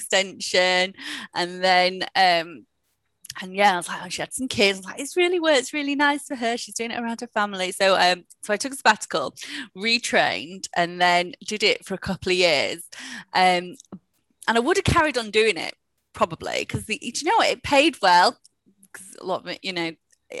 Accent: Huddersfield, Yorkshire and the Humber, United Kingdom; moved away as an adult; also born or lived in Sheffield / London; I'm in from Huddersfield

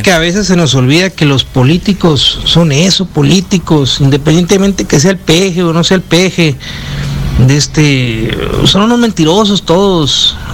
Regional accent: Mexico; also born or lived in Hermosillo; todos somos mexicanos

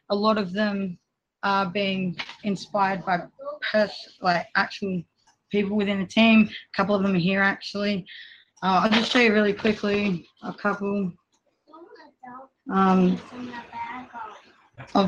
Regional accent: Australia; I'm from Australia. It's really hot here at the moment

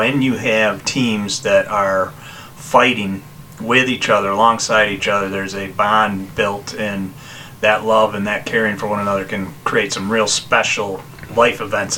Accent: Hilton, New York, United States; we didn't have the same team culture when I was growing up in Hilton

